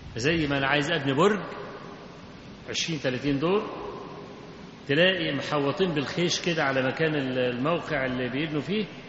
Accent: Kafr el-Sheikh, Kafr El Sheikh Governorate, Egypt; اللي عندنا في كفر الشيخ

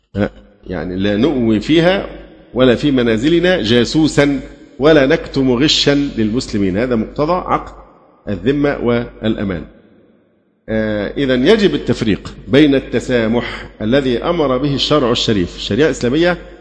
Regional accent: Egypt; اللي عندنا في مصر

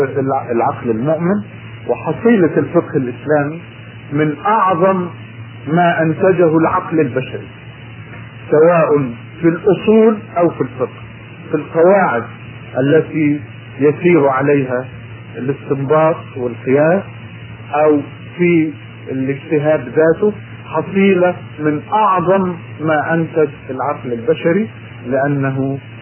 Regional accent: Egypt; في بلدنا

